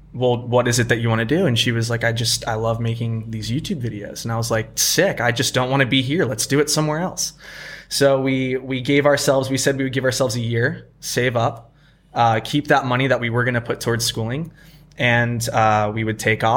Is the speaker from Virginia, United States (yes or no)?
yes; Virginia Beach, Virginia, United States; moved away as an adult; now in Bali, Indonesia; I'm originally from Virginia Beach, Virginia, on the east coast of the U.S. My wife and I were from the same hometown, high school sweethearts.